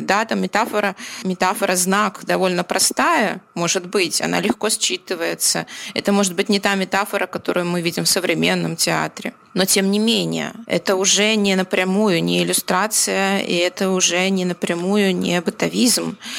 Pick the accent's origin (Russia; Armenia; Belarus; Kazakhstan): Belarus